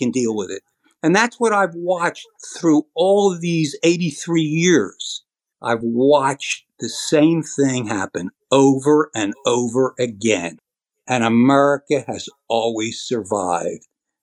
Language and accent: English; United States; thank God I am an American